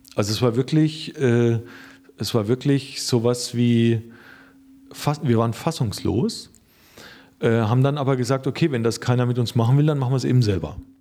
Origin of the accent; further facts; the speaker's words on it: Rhön, Lower Franconia, Bavaria, Germany; geboren bin ich in der Rhön. Äh, die Rhön ist, äh, liegt in Unterfranken